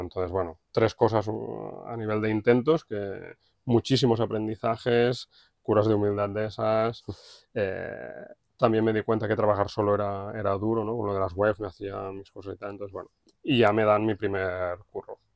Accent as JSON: {"language": "Spanish", "town": "Matadepera", "region": "Catalonia", "country": "Spain", "tie": "born or raised there", "said": "nací aquí en Mata de Pera, fui al colegio, instituto"}